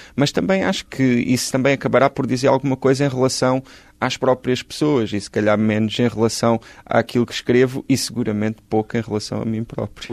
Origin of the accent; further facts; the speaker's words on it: Galveias, Alentejo, Portugal; moved away as an adult; Eu nasci em Galveias, no Conselho de Ponte Soura, no distrito de Porto Alegre, vivi lá até aos 18 anos